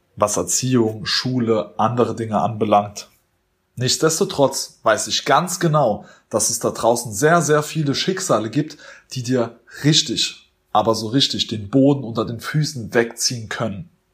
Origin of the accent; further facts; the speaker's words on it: Germany; wir Deutsche